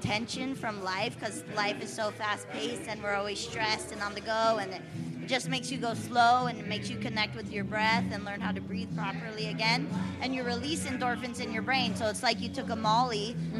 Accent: Oceanside, California, United States; moved away as an adult; now in Leucadia, United States; No, I'm from Oceanside, born and raised.

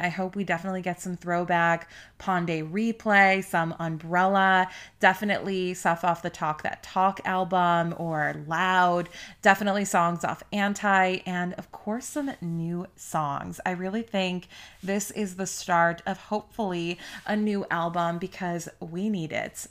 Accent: Chicago, Illinois, United States; I'm from Chicago

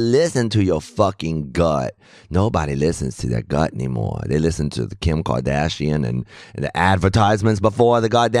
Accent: Austin, Texas, United States; moved away as an adult; I'm from Austin because that's where I was born.

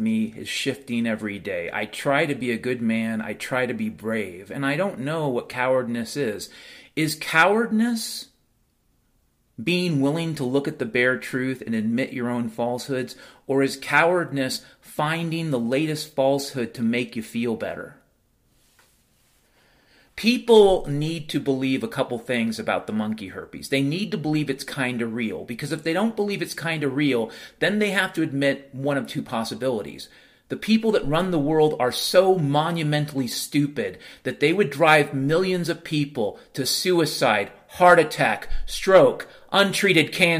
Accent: Western Washington, United States; Growing up in Western Washington

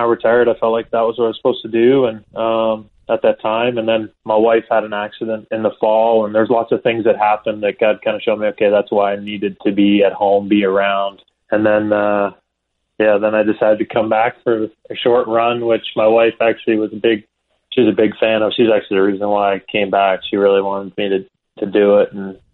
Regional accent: Peterborough, Ontario, Canada; moved away; we grew up kind of outside Peterborough in the country

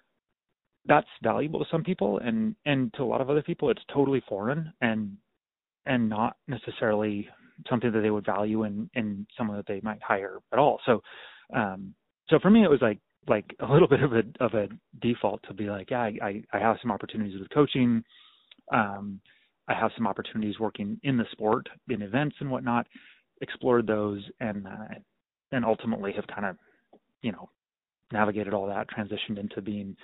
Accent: Klamath Falls, Oregon, United States; also born or lived in Stanford, California / Eugene, Oregon; I grew up in Klamath Falls, Oregon

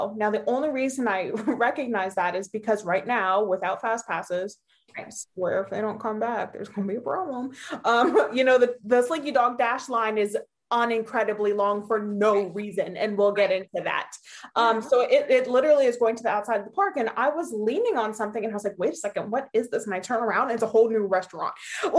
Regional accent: Hershey, Pennsylvania, United States; I am from Hershey Park in Hershey, Pennsylvania.

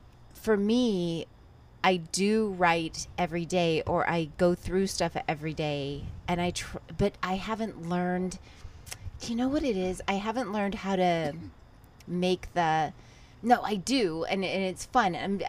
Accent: Texas, United States; moved away as an adult; also born or lived in Ventura, California; now in Los Angeles, United States; So I moved from Texas. I grew up in Texas, and then I moved to Los Angeles.

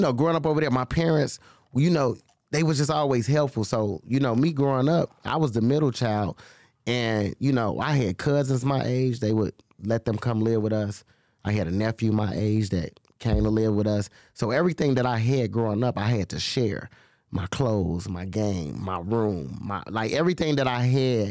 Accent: Chicago, Illinois, United States; I grew up in Humboldt Park. So... growing up over there, you know, that was a Hispanic community.

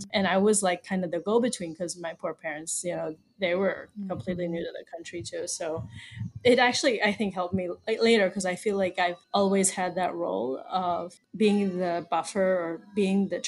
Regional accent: Baltimore, Maryland, United States; moved away as an adult; now in Panama; I was born and raised in Baltimore, Maryland, and I lived there almost my whole life until 2018 when we moved here.

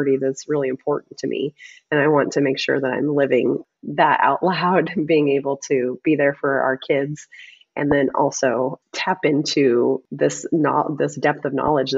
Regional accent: Albion, Nebraska, United States; also born or lived in Lincoln, Nebraska; now in Pender, United States; I'm originally from Albion, Nebraska. I was born and raised on a farm

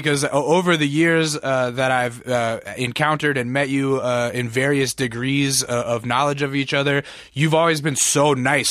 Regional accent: Alaska, United States

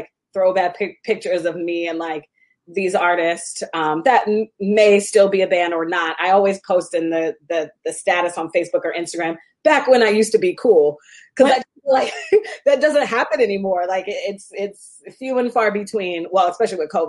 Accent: Seattle, Washington, United States; moved away as an adult; I'm from Seattle and I went to DC to go to the Howard University

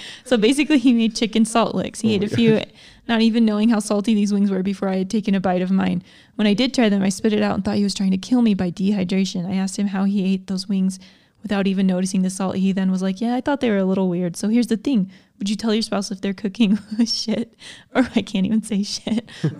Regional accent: Thunder Bay, Ontario, Canada; I'm from Thunder Bay, Ontario, Canada.

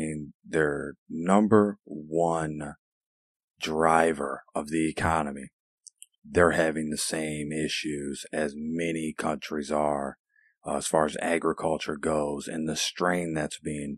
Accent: Illinois, United States; here in my home state of Illinois

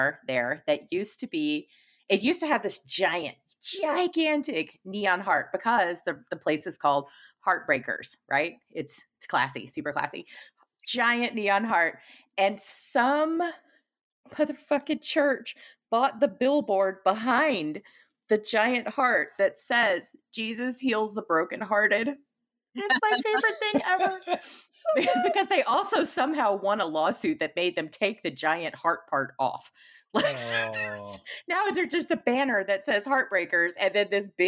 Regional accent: Houston, Texas, United States; growing up in Houston

